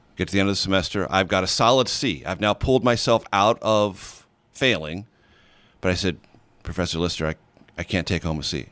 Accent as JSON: {"language": "English", "town": "San Diego", "region": "California", "country": "United States", "tie": "born or raised there", "also_born_or_lived": "Missouri", "moved": "as an adult", "said": "growing up in San Diego, very close to paradise on planet Earth"}